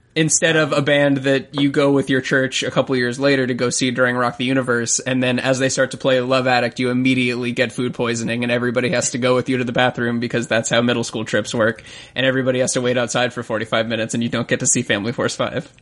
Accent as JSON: {"language": "English", "region": "Florida", "country": "United States", "said": "I'm also a Southern gentleman. I'm from Florida"}